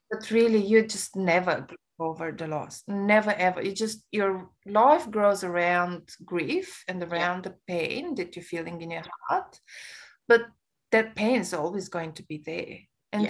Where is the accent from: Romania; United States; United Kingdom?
Romania; English is a second language; now in Australia; I come from a Romanian background